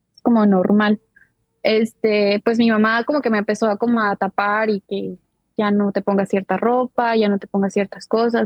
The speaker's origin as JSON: {"language": "Spanish", "region": "Jalisco", "country": "Mexico", "moved": "yes", "lives_now": "United States", "said": "soy de ahí de Jalisco también. Eh, actualmente resido en los Estados Unidos"}